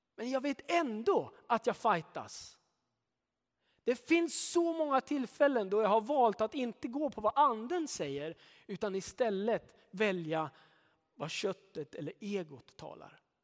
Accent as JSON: {"language": "Swedish", "country": "Sweden", "said": "Jag är svensk"}